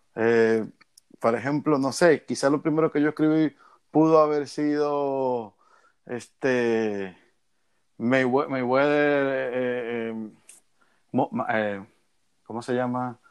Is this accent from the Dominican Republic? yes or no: yes; Dominican Republic; yo como todo dominicano